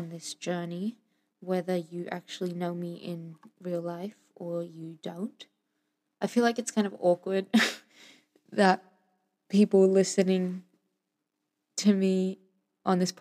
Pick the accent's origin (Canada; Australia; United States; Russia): Australia; Sydney, New South Wales; also born or lived in Venezuela; now in Melbourne, Australia; have been living in Sydney until I moved out to Melbourne